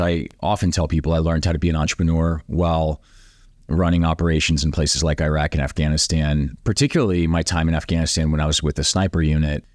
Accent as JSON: {"language": "English", "area": "the Midwest", "region": "Iowa", "country": "United States", "tie": "born or raised there", "said": "Grew up, uh, in the Midwest mostly, went to high school in Iowa"}